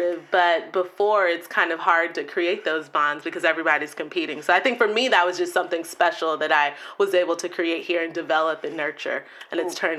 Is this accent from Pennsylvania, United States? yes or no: no; Texas, United States; also born or lived in Kansas; I was born in Kansas, but raised in Texas, so I spent the majority of my life in Texas. I'm a true Southern Belle, I like to say.